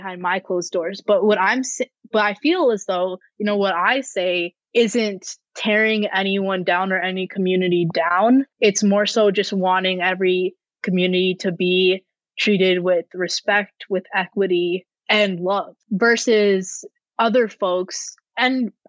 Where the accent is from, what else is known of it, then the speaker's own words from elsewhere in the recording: Rochester, United States; my hometown in Rochester